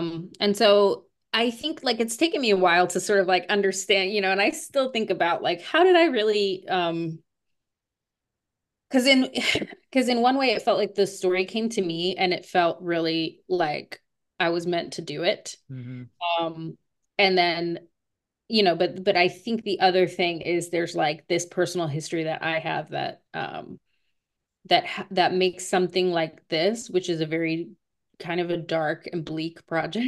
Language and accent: English; Las Vegas, Nevada, United States; I would say Writer's Block in Las Vegas.